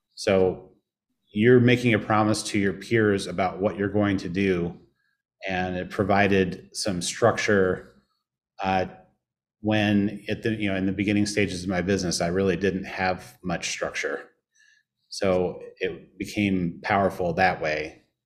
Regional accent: Indianapolis, Indiana, United States; moved away as an adult; also born or lived in Chicago; now in St. Louis, United States; I grew up in Indianapolis

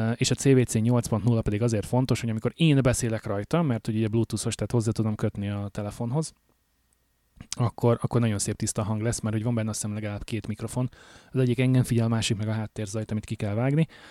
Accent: Hungary; moved away as an adult; now in Alberta, Canada; Magyarországról jöttem, hogy itt élek már hát négy-öt éve

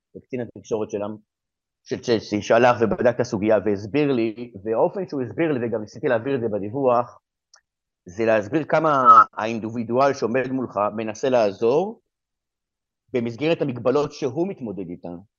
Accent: Israel; moved away as an adult; now in England; אני גם ישראלי וגם אה, מכיר את המציאות בארץ, מה שאני חייתי בארץ

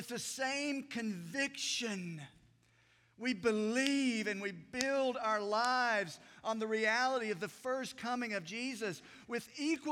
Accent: Unicoi County, Tennessee, United States; I grew up in Unicoi County

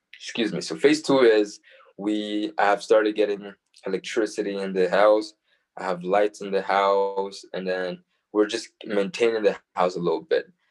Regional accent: Calgary, Alberta, Canada; We're from Calgary

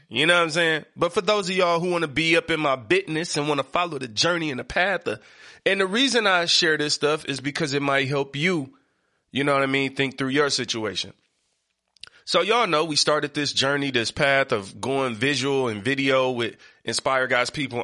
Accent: Detroit, Michigan, United States; I come from Seven Mile East Side

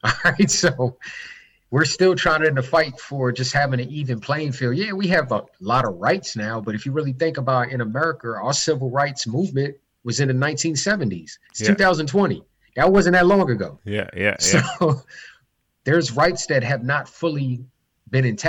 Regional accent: Baltimore, Maryland, United States; out here in my hometown of Baltimore City

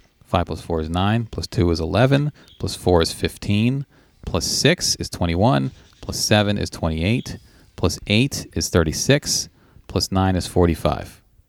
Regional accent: Tennessee, United States; I grew up in Tennessee, and we learned these in middle school.

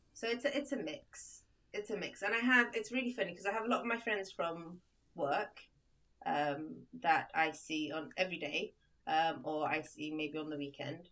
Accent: United Kingdom; moved away as an adult; also born or lived in Libya; now in Sweden; It's where I went to like all my primary school, secondary school, university, my first job, all in the UK

